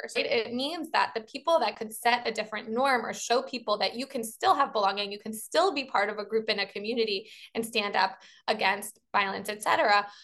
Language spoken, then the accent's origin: English; Baltimore, Maryland, United States; I'm from Baltimore, so I'm a Baltimorean